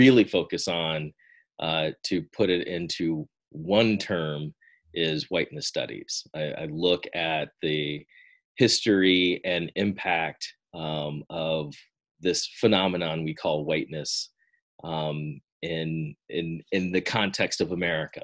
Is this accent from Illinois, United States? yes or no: yes; Peoria, Illinois, United States; I come from Peoria, Illinois, born and raised